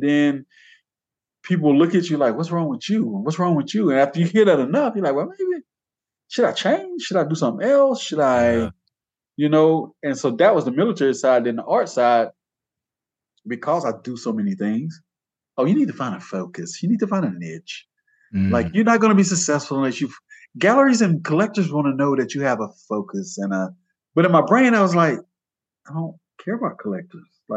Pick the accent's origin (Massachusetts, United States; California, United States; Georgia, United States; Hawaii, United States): Georgia, United States; now in Sonora, United States; I was born in Georgia.